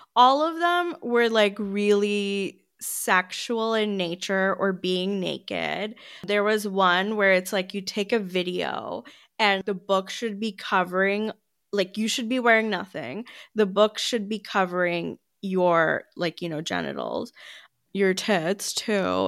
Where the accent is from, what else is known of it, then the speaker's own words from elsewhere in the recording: United States; I'm American